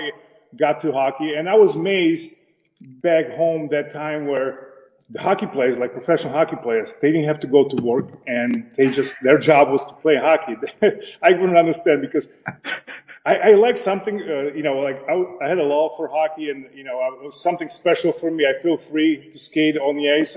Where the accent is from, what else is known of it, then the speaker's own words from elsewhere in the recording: Slovakia; English is a second language; moved away as an adult; I grew up in Czechoslovakia.